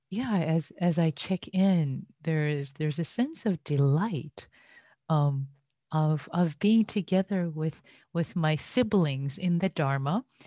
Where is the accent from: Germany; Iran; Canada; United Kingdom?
Iran; now in United States; having been an immigrant in the U S, I was born and raised in Iran.